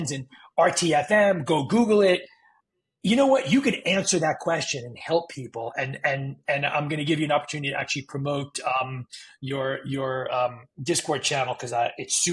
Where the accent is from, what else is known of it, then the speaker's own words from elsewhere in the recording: New York City, New York, United States; now in Florida, United States; I grew up in New York City